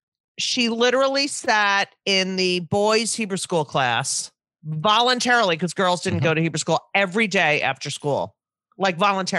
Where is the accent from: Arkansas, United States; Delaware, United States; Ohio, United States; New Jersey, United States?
New Jersey, United States; No, I grew up in New Jersey.